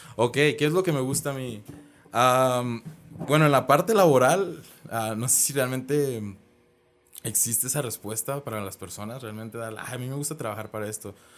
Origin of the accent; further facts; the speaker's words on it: Guadalajara, Jalisco, Mexico; also born or lived in Monterrey; yo soy aquí de Guadalajara, había emigrado para allá, para Monterrey